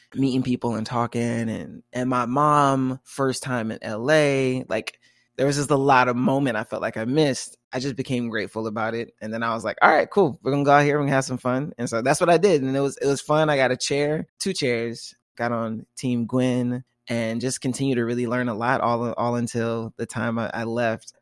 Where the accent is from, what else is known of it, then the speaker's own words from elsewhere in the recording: Tallahassee, Florida, United States; moved away as an adult; now in Seattle, United States; I'm from Tallahassee, Florida, small college town, and I've just moved to Seattle, Washington.